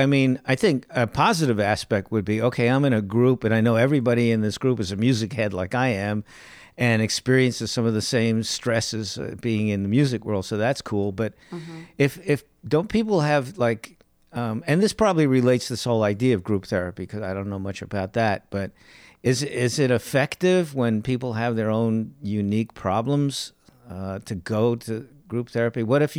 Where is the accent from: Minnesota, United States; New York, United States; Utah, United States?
New York, United States; from New York. You know, if you say sober, silver, it's, I mean, whatever.